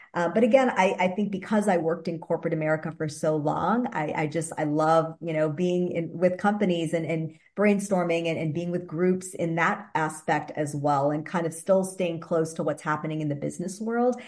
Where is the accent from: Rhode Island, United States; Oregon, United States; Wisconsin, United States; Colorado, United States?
Wisconsin, United States; moved away as an adult; also born or lived in Boston / New York tri-state area / California; I'm from the Midwest originally. My husband and I are actually born and raised in Wisconsin.